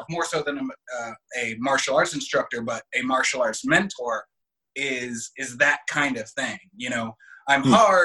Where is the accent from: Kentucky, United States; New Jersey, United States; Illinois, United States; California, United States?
California, United States; West Hollywood; I grew up in West Hollywood